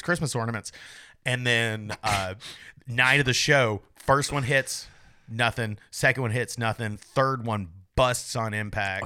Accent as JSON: {"language": "English", "region": "Tennessee", "country": "United States", "moved": "yes", "said": "I'm from Tennessee"}